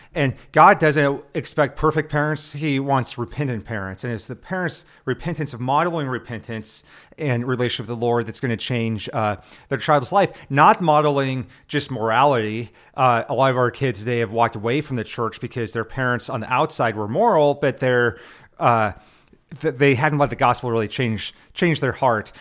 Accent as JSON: {"language": "English", "region": "Nebraska", "country": "United States", "said": "I'm from Nebraska, where everything's about the Huskers"}